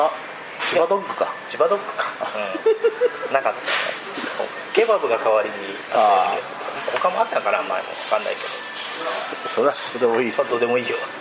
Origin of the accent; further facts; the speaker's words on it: Aichi, Japan; こっち地元の愛知の方では